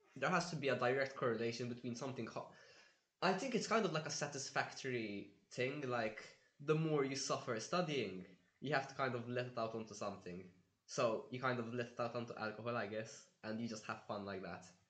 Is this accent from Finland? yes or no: no; Malta; moved away as an adult; now in Budapest, Hungary; I'm from Malta